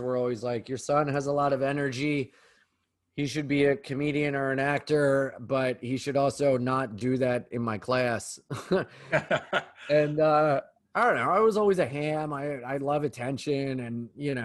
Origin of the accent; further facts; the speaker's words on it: Delaware, United States; moved away as an adult; also born or lived in New York City; I'm from Delaware